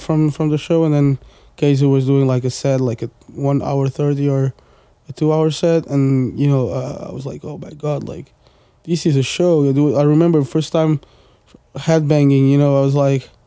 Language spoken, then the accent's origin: English; Portugal; English is a second language; also born or lived in suburbs of Paris, France; now in Paris, France; I was born in Portugal, so I'm Portuguese too